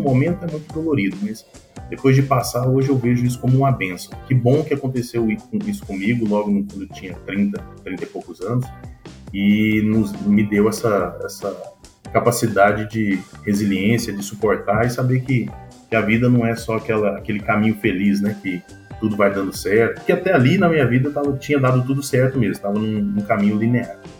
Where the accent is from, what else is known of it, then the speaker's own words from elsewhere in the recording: Goiânia, Goiás, Brazil; moved away as an adult; also born or lived in São Paulo / United States; eu sou natural de Goiânia